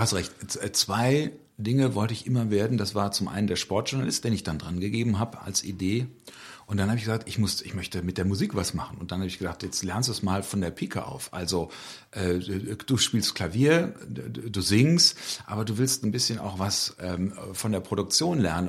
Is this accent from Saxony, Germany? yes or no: no; Pulheim, North Rhine-Westphalia, Germany; Pulheim ist meine Heimat und für Pulheim gebe ich alles.